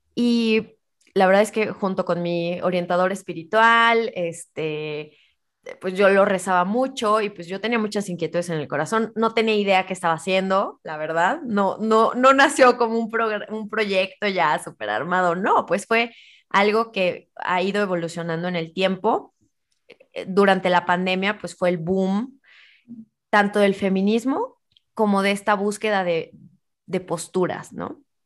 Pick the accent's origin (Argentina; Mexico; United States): Mexico